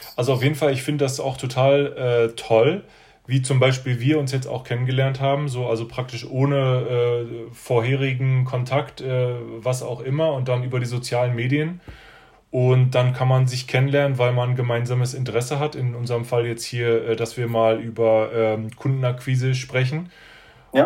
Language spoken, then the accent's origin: German; Berlin, Germany; also born or lived in China; now in Stuttgart, Germany; ich bin äh, aus Berlin ursprünglich und bin jetzt in Stuttgart